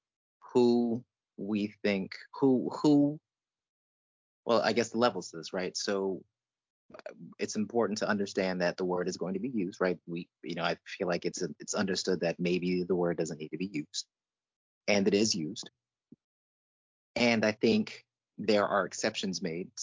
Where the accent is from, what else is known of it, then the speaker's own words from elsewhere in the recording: New York, United States; where I grew up in New York